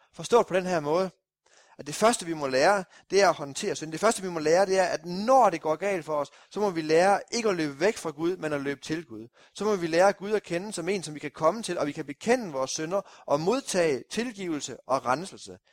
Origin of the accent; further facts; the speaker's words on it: Kolding, Southern Denmark, Denmark; oppe nordpå i Kolding, hvor jeg kommer fra